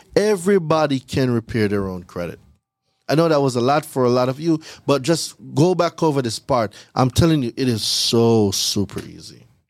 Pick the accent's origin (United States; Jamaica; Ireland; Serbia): Jamaica; moved away as an adult; I'm from Jamaica. I'm not from here. So, I came here in two thousand and ten on a school work and travel visa